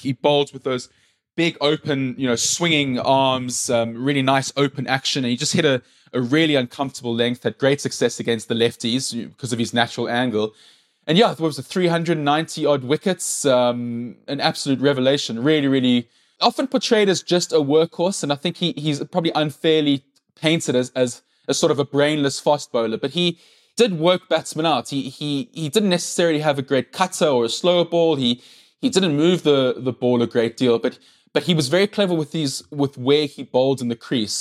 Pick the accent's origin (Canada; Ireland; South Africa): South Africa; first language English; English-speaking white people, which I am